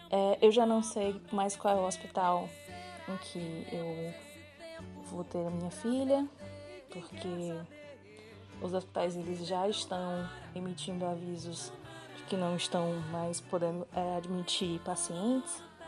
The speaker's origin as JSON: {"language": "Portuguese", "town": "Fortaleza", "region": "Ceará", "country": "Brazil", "said": "eu sou de Fortaleza, no Ceará."}